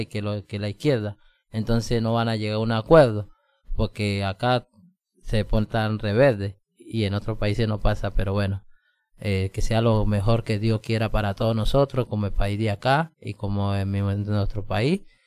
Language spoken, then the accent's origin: Spanish; Colombia; now in Mendoza, Argentina; yo colombiano